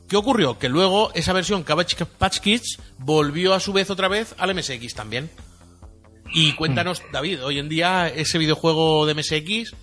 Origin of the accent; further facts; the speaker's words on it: Elda, Valencian Community, Spain; aquí en Elda, ¿eh? en mi pueblo